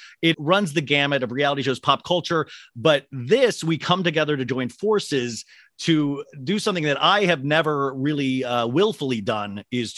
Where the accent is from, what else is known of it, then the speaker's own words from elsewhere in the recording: Kansas, United States; I grew up in Kansas on a street full of girls.